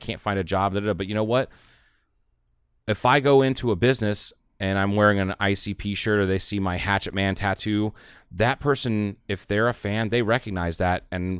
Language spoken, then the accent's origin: English; Ohio, United States; moved away; also born or lived in Dallas area; I'm from Ohio.